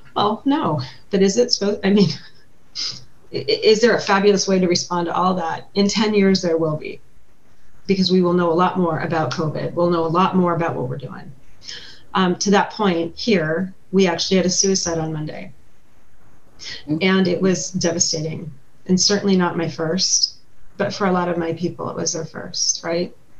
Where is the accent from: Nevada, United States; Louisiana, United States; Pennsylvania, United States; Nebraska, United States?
Nevada, United States; Carson City; also born or lived in Elko, Nevada; I was born in Elko and raised in Carson City, so you know I'm from here